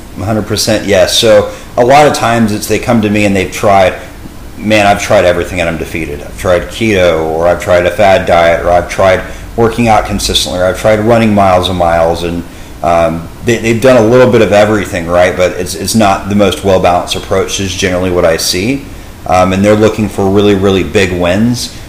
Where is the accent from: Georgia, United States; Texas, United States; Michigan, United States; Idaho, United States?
Texas, United States; Dallas; born and raised in the Dallas area